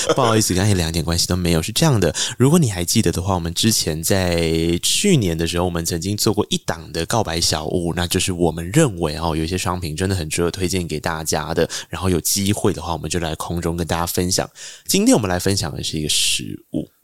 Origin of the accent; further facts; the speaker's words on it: Tainan, Taiwan; 因为我是台南人